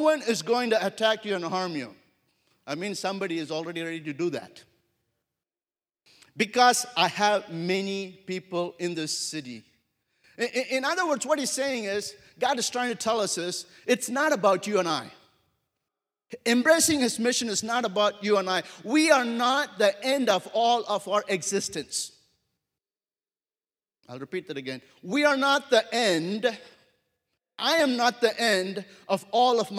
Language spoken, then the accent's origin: English; India; moved away as an adult; also born or lived in Wyoming / Africa / America; I grew up in India for my first 22 years of my life. And I grew up in a city of 10 million people.